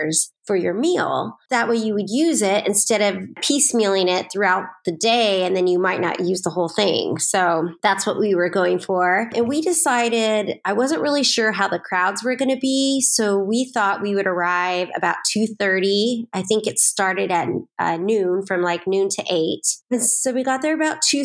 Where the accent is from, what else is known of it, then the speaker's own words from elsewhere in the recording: Southern California, United States; I grew up in Southern California